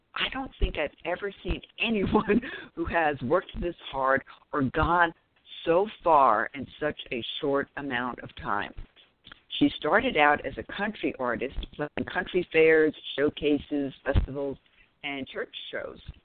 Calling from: Raleigh, North Carolina, United States; I'm calling in from the Raleigh, NC area

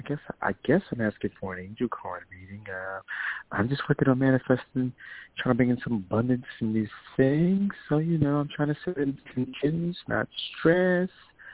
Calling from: New York, United States; This is … calling from New York.

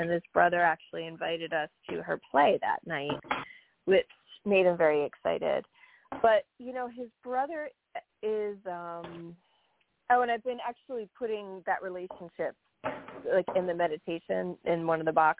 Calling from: New York, United States; from New York.

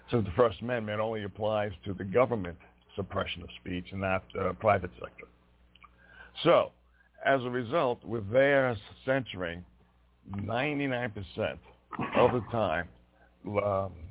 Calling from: Montana, United States

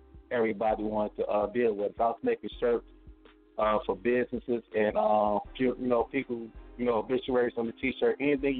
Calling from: Gary, Indiana, United States; Gary, Indiana, 219 the building.

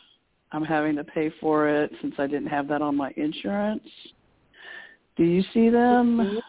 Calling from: Texas, United States; Hi, Toni. … from Texas.

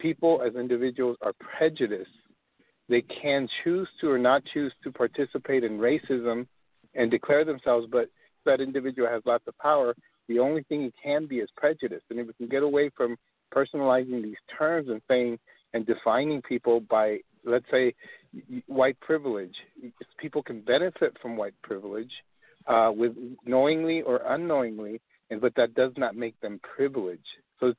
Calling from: El Paso, Texas, United States; I'm calling from El Paso, Texas

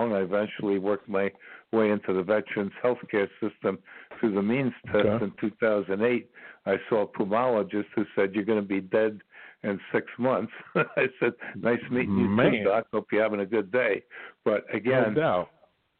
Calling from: Ashland, Virginia, United States; I'm calling you from Ashland, Virginia

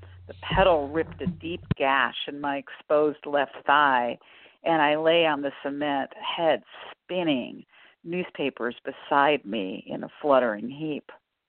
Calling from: Tacoma, Washington, United States; I'm calling from Tacoma, Washington.

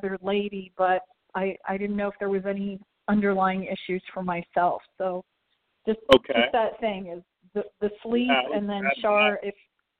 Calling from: St. Petersburg, Florida, United States; This is …, and I'm from St. Petersburg.

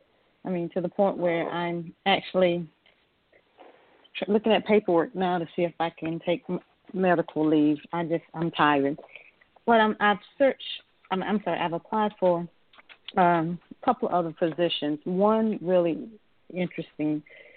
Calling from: Atlanta, Georgia, United States

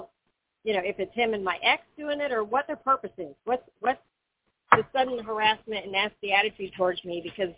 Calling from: Florida, United States

